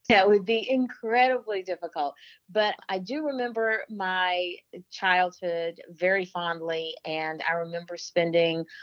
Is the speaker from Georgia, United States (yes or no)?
yes; Albany, Georgia, United States; I was born in Albany, Georgia, and the folks in Albany actually pronounce it Albany but I was born in Georgia, raised for the most part in the South.